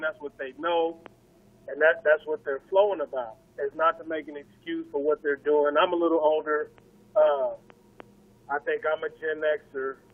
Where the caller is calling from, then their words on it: Las Vegas, Nevada, United States; I'm calling out of Vegas